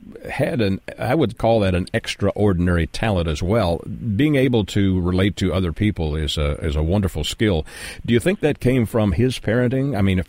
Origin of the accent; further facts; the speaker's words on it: Canada; I'm a Canadian